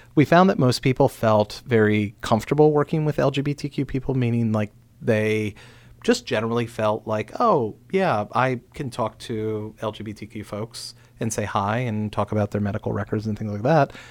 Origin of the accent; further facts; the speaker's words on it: Frederick County, Maryland, United States; growing up in Frederick County